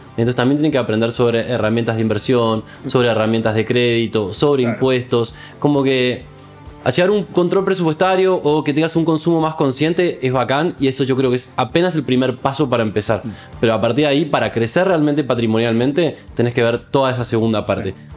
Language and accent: Spanish; Argentina; yo soy argentino